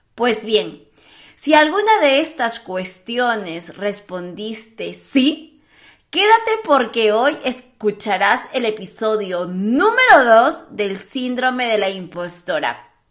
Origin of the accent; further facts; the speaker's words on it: Peru; yo que soy peruana